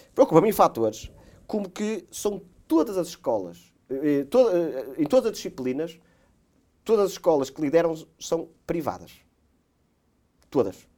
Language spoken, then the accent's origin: Portuguese; Portugal; Eu, enquanto português